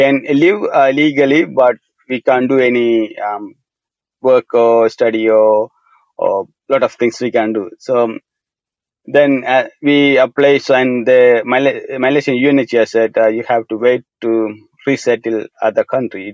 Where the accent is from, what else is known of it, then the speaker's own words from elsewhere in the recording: Sri Lanka; moved away as an adult; I grew up in Sri Lanka, a very small village, and until I left country